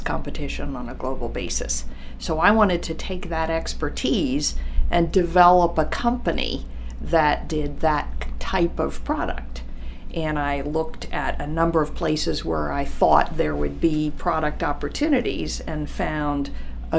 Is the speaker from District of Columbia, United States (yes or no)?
yes; Washington, District of Columbia, United States; I'm from Washington, D.C., and I come from a family of writers, editors.